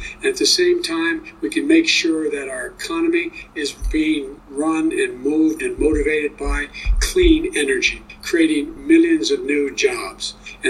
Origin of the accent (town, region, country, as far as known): Claymont, Delaware, United States; born or raised there